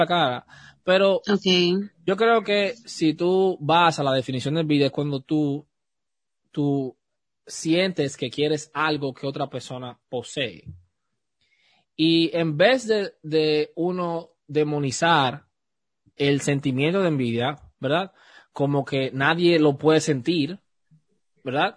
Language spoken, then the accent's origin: Spanish; Dominican Republic; Yo soy dominicano, mi familia también es dominicana